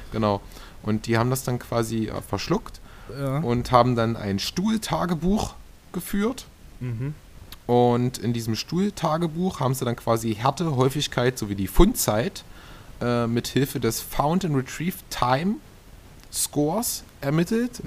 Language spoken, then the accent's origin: German; Saxony-Anhalt, Germany; hier bei uns in Sachsen-Anhalt